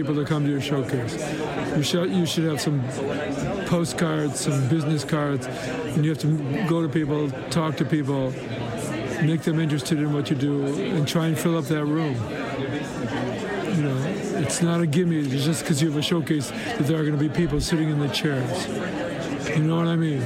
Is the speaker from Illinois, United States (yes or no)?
yes; Chicago, Illinois, United States; also born or lived in Laurentian Mountains, Quebec; now in Quebec, Canada; I'm originally from Chicago